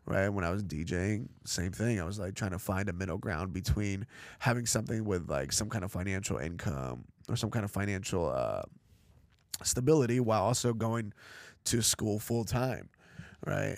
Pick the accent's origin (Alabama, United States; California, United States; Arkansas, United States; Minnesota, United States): California, United States; Los Angeles; also born or lived in Chelyabinsk, Russia; L A is kind of like where I'm from